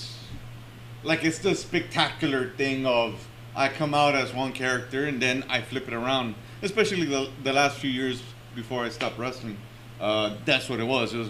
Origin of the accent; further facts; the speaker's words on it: El Salvador; I'm not really Mexican, right? And I'm Salvadorian. I'm Central American